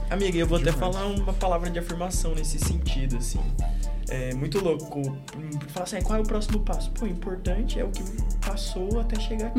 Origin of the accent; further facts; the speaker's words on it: Fortaleza, Ceará, Brazil; o lugar de onde a gente veio, de Fortaleza